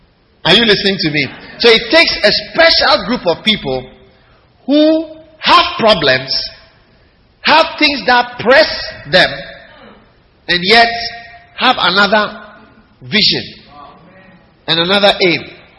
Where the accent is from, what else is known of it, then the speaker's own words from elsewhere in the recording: Ghana; I come from Ghana. That is why I'm talking about Ghana.